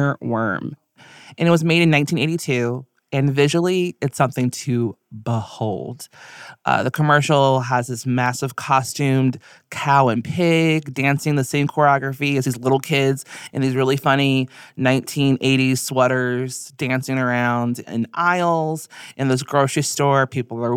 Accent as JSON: {"language": "English", "town": "Chicago", "region": "Illinois", "country": "United States", "tie": "born or raised there", "moved": "yes", "said": "I am a producer from Chicago."}